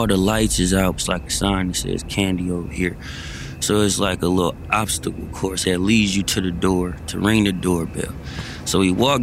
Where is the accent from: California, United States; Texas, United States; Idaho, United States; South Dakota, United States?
California, United States; Berkeley; I grew up in Berkeley. Berkeley's a city away over from Oakland